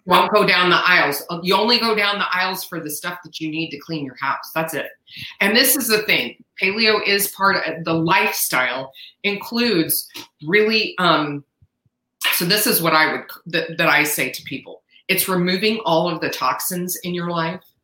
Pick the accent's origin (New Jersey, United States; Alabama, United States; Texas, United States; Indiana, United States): Texas, United States; San Antonio; I was born and raised in San Antonio, Texas